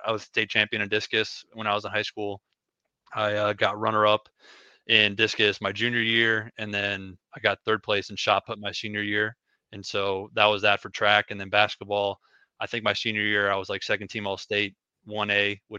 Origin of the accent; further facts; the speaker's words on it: Ackley, Iowa, United States; moved away as an adult; now in Macomb, United States; I'm from a really small town in Iowa. Ackley, Iowa is the name of it